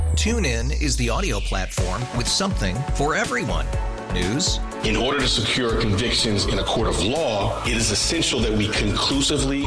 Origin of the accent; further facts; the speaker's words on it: Wisconsin, United States; now in Milwaukee, United States; I'm from Wisconsin, but I used to work here about 10 years ago